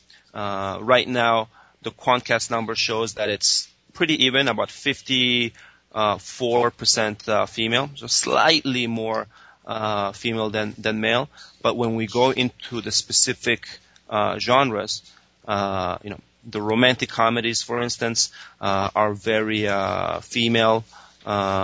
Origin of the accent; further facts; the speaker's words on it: Spain; now in United States; I was raised in Spain, and you know, my parents still live there. I moved there when I was 2 years old